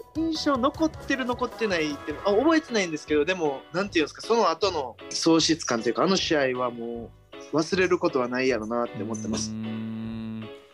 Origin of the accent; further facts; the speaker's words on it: Kansai, Japan; also born or lived in Tokyo; now in Kobe, Japan; 地元関西帰ってきて